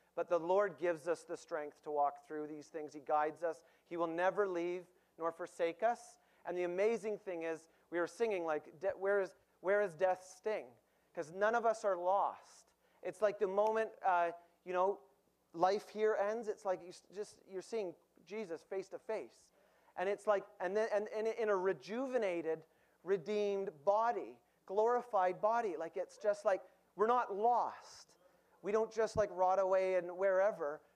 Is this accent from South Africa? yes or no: no; Winnipeg, Manitoba, Canada; I'm from Winnipeg.